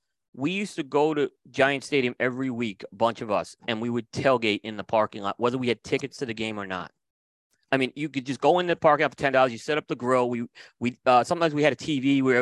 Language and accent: English; New York City, New York, United States; also born or lived in Staten Island; I was born in Brooklyn. I moved to Staten Island for my teenage years.